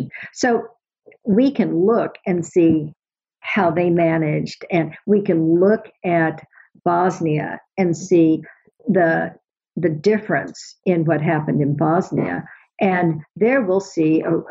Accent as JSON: {"language": "English", "country": "United States", "said": "as an American"}